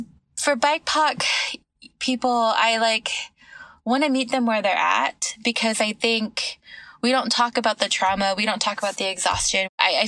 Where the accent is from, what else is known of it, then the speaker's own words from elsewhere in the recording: Texas, United States; also born or lived in California / New York City; I grew up in Texas, okay, but cool. Born in California. The longest I've ever lived in one place is New York City, but we bounced around a lot.